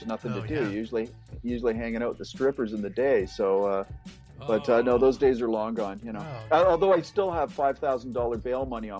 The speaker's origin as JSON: {"language": "English", "country": "Canada", "said": "It's kind of the law being a Canadian."}